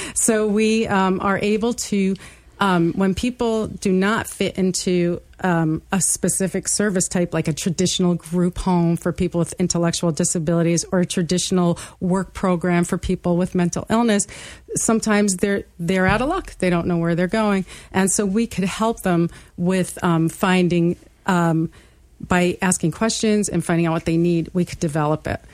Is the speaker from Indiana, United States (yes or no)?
no; New York City, New York, United States; I grew up in Brooklyn, New York